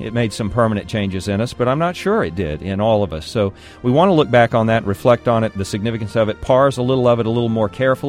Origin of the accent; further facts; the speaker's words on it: Texas, United States; I'm a Texan. I've lived here my entire life.